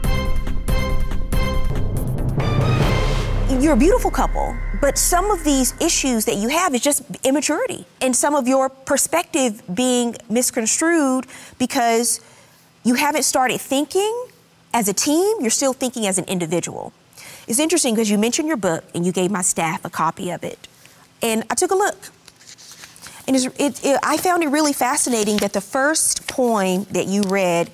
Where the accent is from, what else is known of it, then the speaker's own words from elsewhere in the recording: the South, United States; I'm from the South